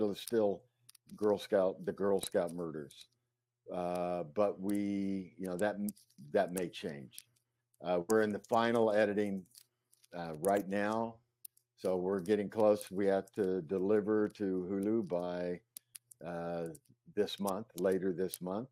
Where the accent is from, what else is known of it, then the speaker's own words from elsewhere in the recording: Ponca City, Oklahoma, United States; moved away as an adult; also born or lived in Chicago / New York / Los Angeles; I'm from Ponca City, Oklahoma